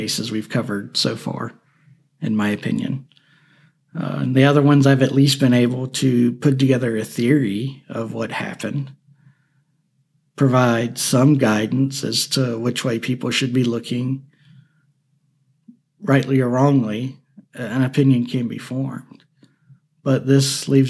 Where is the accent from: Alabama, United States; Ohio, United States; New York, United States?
Alabama, United States; Alabama, my home state